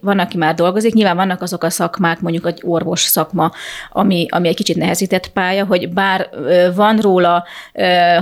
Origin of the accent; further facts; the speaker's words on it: Chop, Zakarpattia Oblast, Ukraine; én kárpátai magyar vagyok, én csak csapon születtem